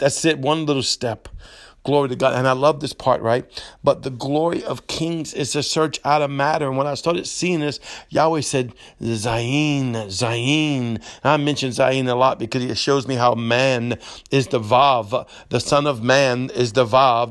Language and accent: English; Cajun, Louisiana, United States; accent: Cajun English; I'm broken Cajun English